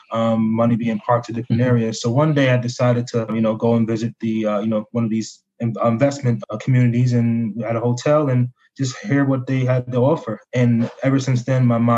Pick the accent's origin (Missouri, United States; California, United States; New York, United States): New York, United States; Albany; I'm pretty much from Albany, New York. I was born in New York City.